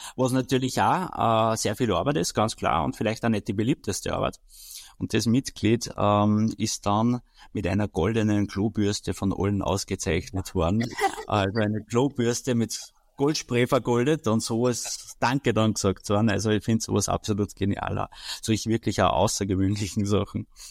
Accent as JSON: {"language": "German", "country": "Austria"}